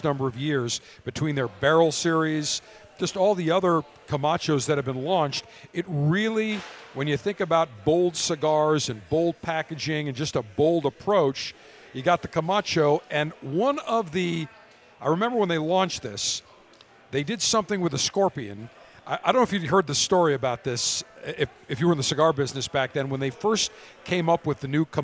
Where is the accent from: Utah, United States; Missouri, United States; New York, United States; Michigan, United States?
New York, United States; Buffalo; moved away as an adult; also born or lived in Baltimore; I grew up in Buffalo